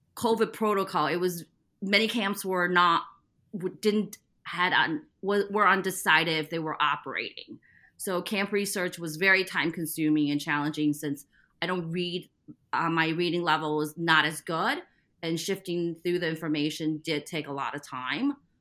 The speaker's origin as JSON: {"language": "English", "region": "Midwest", "country": "United States", "tie": "born or raised there", "also_born_or_lived": "Taiwan", "said": "I was born in Taiwan and moved to the Midwest after I finished second grade"}